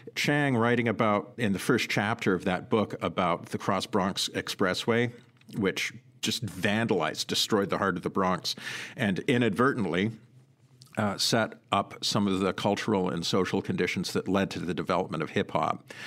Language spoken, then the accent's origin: English; Sudbury, Ontario, Canada; now in United States; I grew up in Sudbury, Ontario. It's a mining city